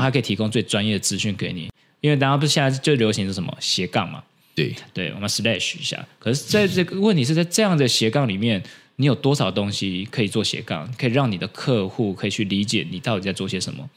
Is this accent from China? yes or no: no; Taiwan; 我们台湾人